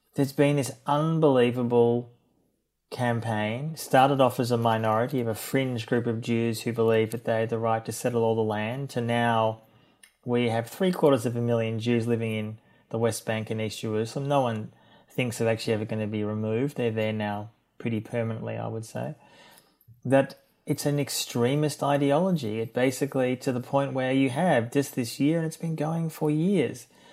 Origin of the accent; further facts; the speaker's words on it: Melbourne, Victoria, Australia; I'm from Melbourne originally and grew up in Melbourne in a liberal Jewish home